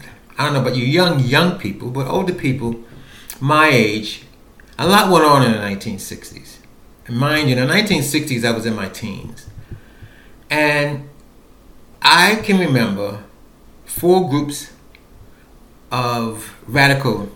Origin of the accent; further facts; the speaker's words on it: New York City, New York, United States; living in New York City, born and raised in New York City